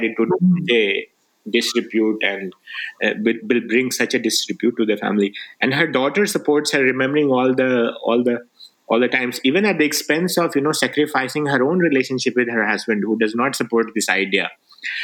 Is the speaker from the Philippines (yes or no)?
no; Rajgir, Bihar, India; first language Magahi; English is a second language; moved away; also born or lived in Nalanda; I grew up in Bihar in Rajgir, you know, I studied in the school there